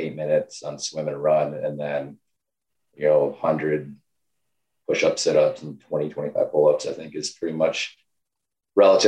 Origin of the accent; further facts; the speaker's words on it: southern rural Michigan, United States; I grew up in a small town in Michigan, South Rural Michigan